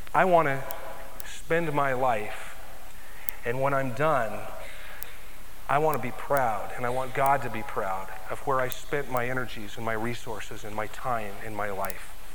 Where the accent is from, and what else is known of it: United States